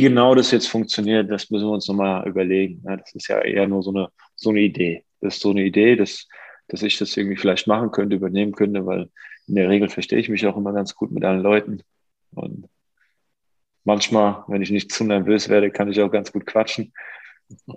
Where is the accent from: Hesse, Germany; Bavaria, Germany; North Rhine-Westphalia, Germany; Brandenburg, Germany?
Hesse, Germany; Offenbach am Main; meiner Heimatstadt Offenbach